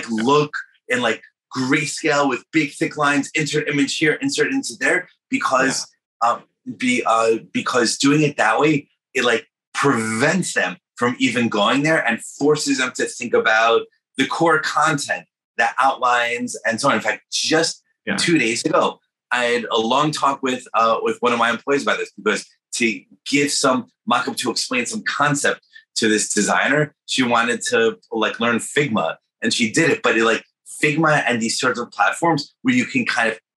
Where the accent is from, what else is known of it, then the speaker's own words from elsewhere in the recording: New York, United States; I'm from New York